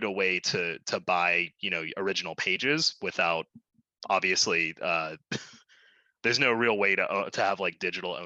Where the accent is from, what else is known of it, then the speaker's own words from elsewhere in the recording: Little Rock, Arkansas, United States; now in Nashville, United States; my hometown of Little Rock